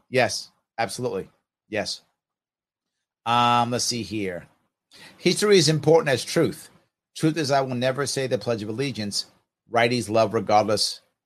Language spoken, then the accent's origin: English; New York, United States; I actually majored in art in high school. I know you can do that in high school in New York.